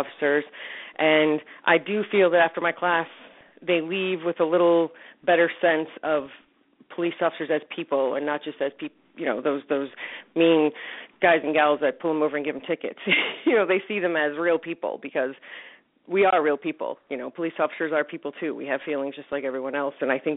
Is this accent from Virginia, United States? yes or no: yes; Northern Virginia, United States; I grew up here in the Northern Virginia area and graduated from high school here